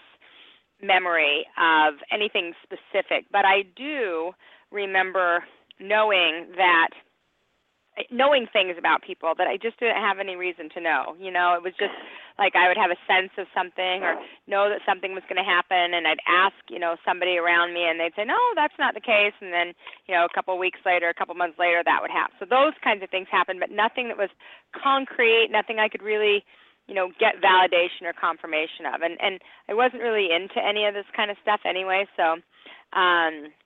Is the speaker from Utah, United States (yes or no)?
yes; Salt Lake City, Utah, United States; also born or lived in Cheyenne, Wyoming; now in Glendale, United States; I was raised in Salt Lake City, Utah